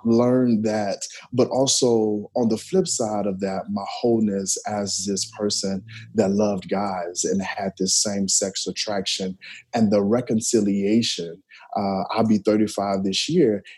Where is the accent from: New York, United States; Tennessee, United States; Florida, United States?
Tennessee, United States; Memphis; moved away; residing in Memphis, growing up in Memphis, definitely was around church